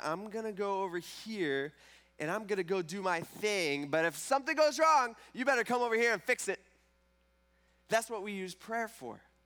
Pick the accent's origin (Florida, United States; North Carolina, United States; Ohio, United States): Ohio, United States; Fremont; now in Tiffin, United States; I grew up in Fremont, and so it was either the Fremont Rec Center or the White Star Park in Gibsonburg, or Whirlpool Park.